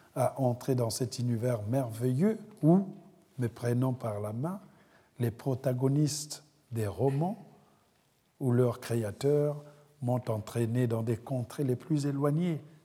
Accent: Republic of the Congo; moved away as an adult; also born or lived in France; now in United States; Le Congo, c'est le cordon ombilical. La France, la patrie d'adoption des rêves. Et l'Amérique, c'est ce coin éloigné depuis lequel je regarde les empreintes de mon errance

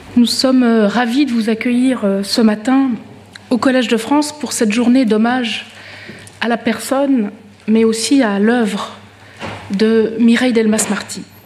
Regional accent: Switzerland; en tant que Suissesse

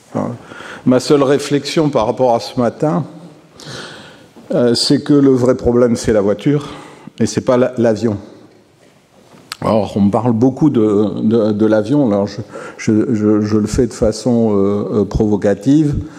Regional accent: Toulouse, Occitania, France; je suis Toulousain

